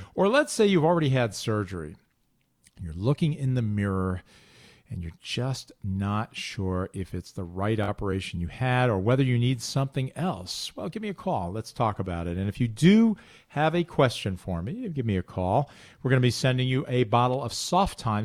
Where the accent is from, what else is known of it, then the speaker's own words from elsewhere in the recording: Highland Falls, New York, United States; also born or lived in Manhattan, New York; I grew up in Orange County, Highland Falls, New York, and I looked out my back window for seventeen years living at home